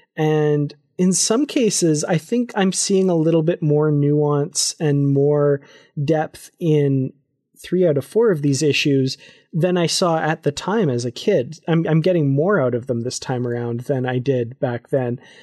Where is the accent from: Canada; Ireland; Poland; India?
Canada; Grande Prairie, Alberta; I'm there from Grand Prairie, Alberta, Canada